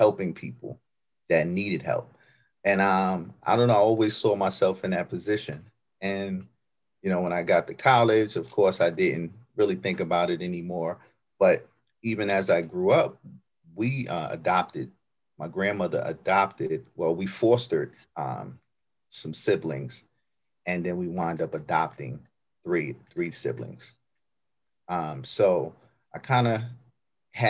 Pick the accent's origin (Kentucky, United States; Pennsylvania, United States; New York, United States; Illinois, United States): New York, United States; New York City; moved away; I grew up in New York, Brooklyn, New York